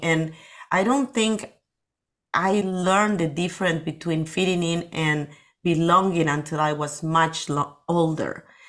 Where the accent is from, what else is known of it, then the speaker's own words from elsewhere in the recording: Lima, Peru; English is a second language; moved away as an adult; now in Las Vegas, United States; I was born in Peru, in Lima, in the city